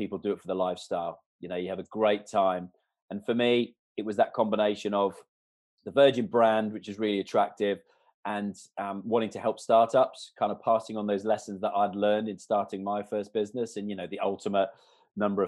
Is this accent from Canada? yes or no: yes; Canada; moved away; I was brought up in Canada from like the age of 3 months. My father, my grandparents were all Canadian